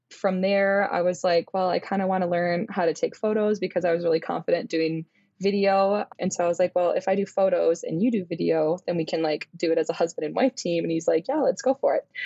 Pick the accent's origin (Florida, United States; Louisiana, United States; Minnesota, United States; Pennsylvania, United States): Minnesota, United States; I was born and raised in Minnesota